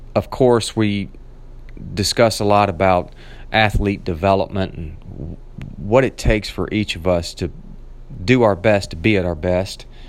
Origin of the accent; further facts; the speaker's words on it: Nashville, Tennessee, United States; moved away; made my way back down to my hometown of Nashville, Tennessee, where I got to see my family